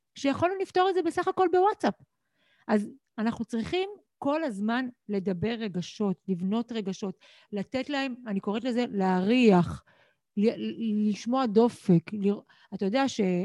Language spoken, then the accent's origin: Hebrew; Israel; אני גדלתי, נולדתי בישראל בבית